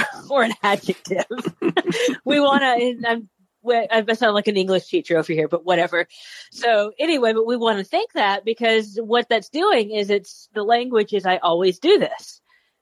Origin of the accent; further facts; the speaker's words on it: Texas, United States; I'm a Texan